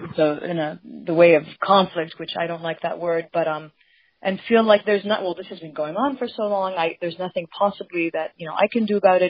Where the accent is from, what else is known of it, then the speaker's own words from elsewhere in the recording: Palestine; now in United States; where are you from? And I say Palestine.